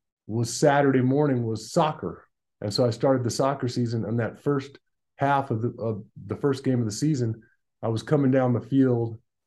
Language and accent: English; Tucson, Arizona, United States; I was brought up in Tucson, Arizona, born and raised in Tucson